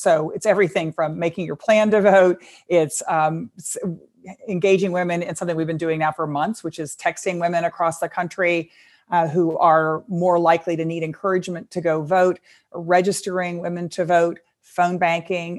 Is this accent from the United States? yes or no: yes; Texas, United States; my home state of Texas